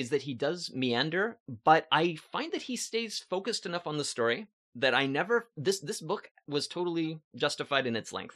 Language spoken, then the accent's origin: English; Valentine, Nebraska, United States; moved away as an adult; also born or lived in Ottawa, Canada; now in Montreal, Canada; I grew up in Valentine, Nebraska. I lived there my entire life until I was twenty-three. Uh, then I came to Canada.